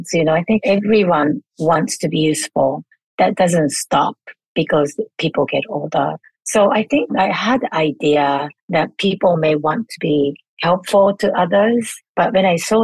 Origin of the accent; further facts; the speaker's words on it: Japan; moved away; I was born and raised in Japan, and I grew up with four generation household